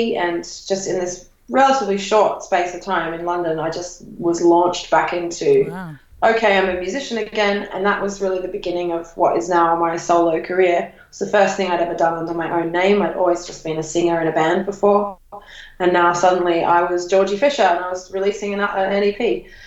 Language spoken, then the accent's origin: English; Australia; I, as an Australian traveller